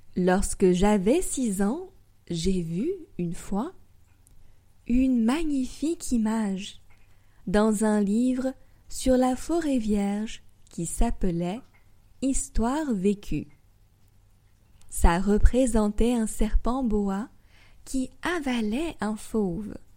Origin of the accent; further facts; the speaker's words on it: France; also born or lived in Paris; Je suis française et j'habite à Paris. J'enseigne le français sur Weixin depuis deux ans maintenant